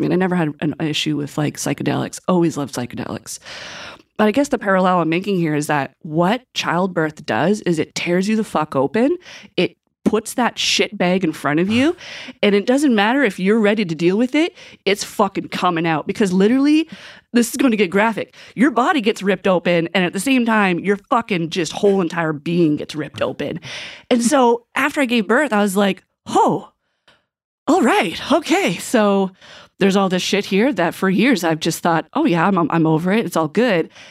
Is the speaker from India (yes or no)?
no; Westville, Nova Scotia, Canada; I grew up in Pictou County. I'm originally from Westville